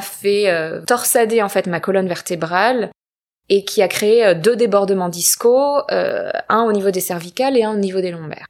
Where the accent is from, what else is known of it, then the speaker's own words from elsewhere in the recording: small town near Marseille, Provence-Alpes-Côte d'Azur, France; also born or lived in Paris / London; now in Los Angeles, United States; j'habite à Los Angeles depuis quelques années, mais je viens du sud de la France, euh, petite ville à côté de Marseille